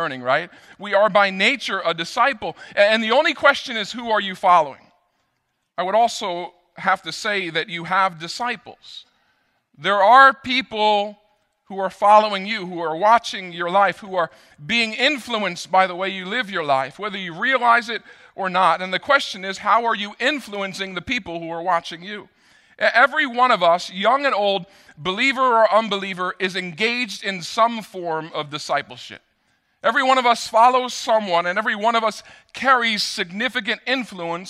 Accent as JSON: {"language": "English", "area": "Rockland County", "region": "New York", "country": "United States", "tie": "born or raised there", "said": "I grew up in Rockland County. I know my way around"}